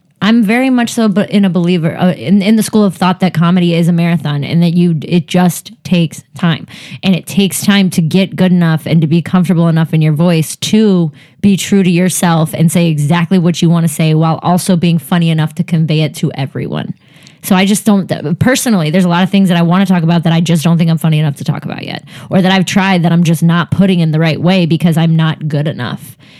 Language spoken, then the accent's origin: English; Cleveland, Ohio, United States; But when I'm on the road, I say, just say I'm from Cleveland.